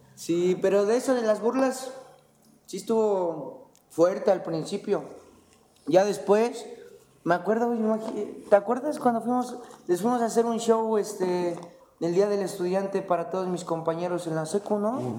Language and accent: Spanish; Calpulalpan, Tlaxcala, Mexico; somos de Calculalpan